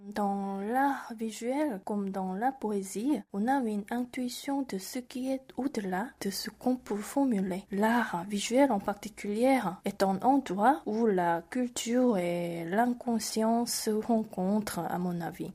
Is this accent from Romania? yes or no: no; South Korea; French is a second language; moved away as an adult; also born or lived in Bordeaux, France / Brussels, Belgium; je suis rentrée en Corée il y a déjà trois ans